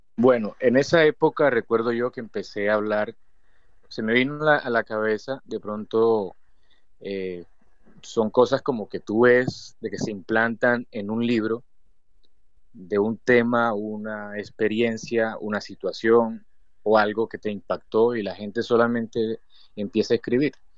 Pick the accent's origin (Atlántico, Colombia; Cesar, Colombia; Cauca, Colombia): Cesar, Colombia; also born or lived in Valledupar, Cesar, Colombia; now in Bosconia, Colombia; soy de Colombia.